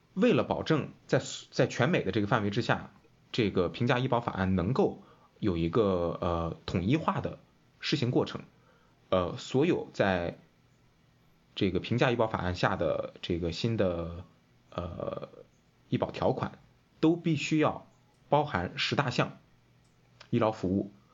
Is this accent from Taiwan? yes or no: no; Qingdao, Shandong, China; 我是青岛人